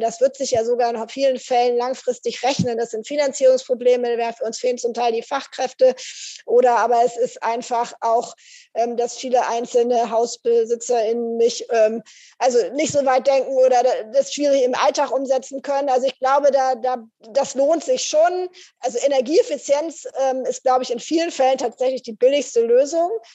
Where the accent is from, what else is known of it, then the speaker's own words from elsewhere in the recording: Northern Germany, Germany; mich hier als Norddeutsche